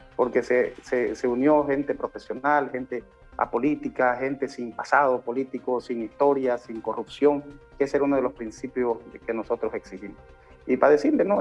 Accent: Beni, Bolivia; Nosotros hemos traído a nuestro departamento

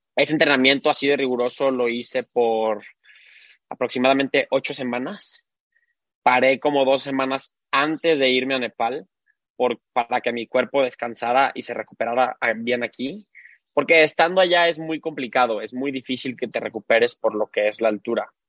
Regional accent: Guadalajara, Jalisco, Mexico; nací aquí en, Guadalajara. Toda mi vida eh, viví aquí

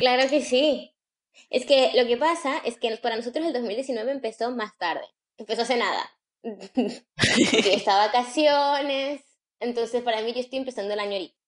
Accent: Caracas, Capital District, Venezuela; moved away; nosotros somos de Caracas

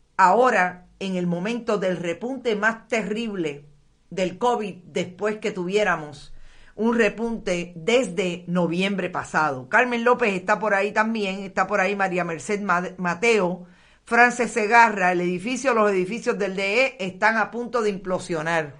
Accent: Aguada, Puerto Rico; mi pueblo en Aguada

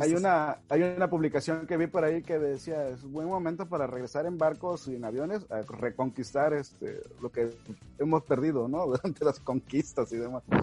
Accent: Mexico; para nosotros en México, eh, hablando como mexicanos

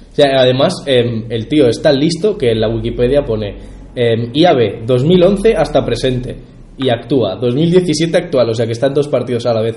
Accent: Region of Murcia, Spain; nosotros como murcianos

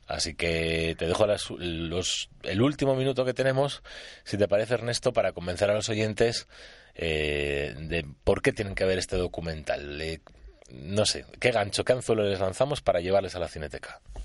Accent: San Sebastián, Basque Country, Spain; moved away; mi tierra natal, de Donosti, esa gran ciudad y bella ciudad

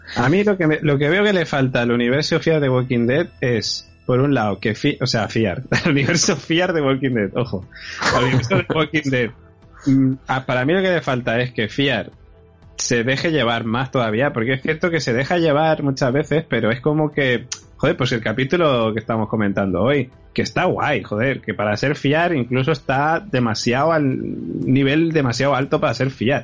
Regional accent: Alicante, Valencian Community, Spain; en Alicante por lo general hablamos mal

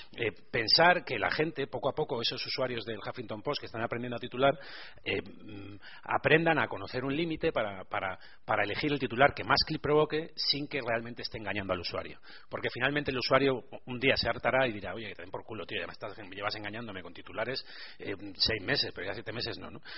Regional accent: Burgos, Castile and León, Spain; a pesar de ser de Burgos, eh, la tendencia a ser optimista, que es una cosa muy poco habitual en mi tierra

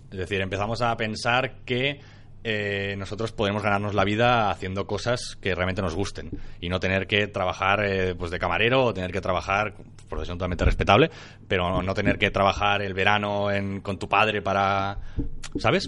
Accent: Maresme, Catalonia, Spain; also born or lived in Barcelona; nací en Barcelona y luego mis padres decidieron moverse al Maresme para estar más tranquilos

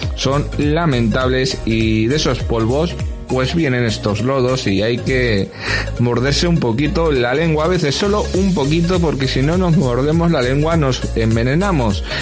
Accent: Spain; somos españoles

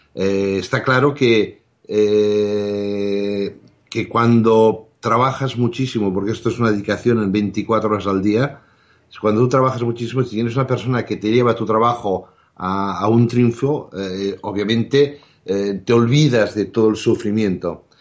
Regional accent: Sant Cugat del Vallès, Catalonia, Spain; teníamos tres camiones que hacíamos el transporte desde mi pueblo, San Cugat, a Barcelona

